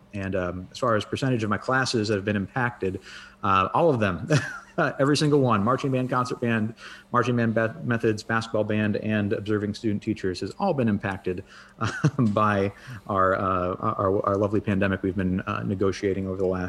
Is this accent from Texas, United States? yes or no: no; Massachusetts, United States; moved away as an adult; also born or lived in Iowa; now in Jonesboro, United States; I've lived all over the country and grew up in Massachusetts.